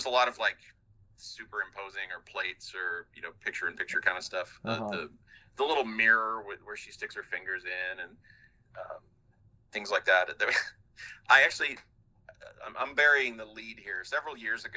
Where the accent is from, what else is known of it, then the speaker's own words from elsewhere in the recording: Midwest, United States; growing up in just growing up in the Midwest.